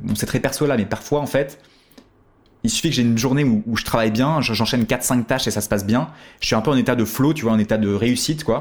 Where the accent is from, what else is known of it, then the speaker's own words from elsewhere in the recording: France; on était quelques Français à l'époque dans cette formation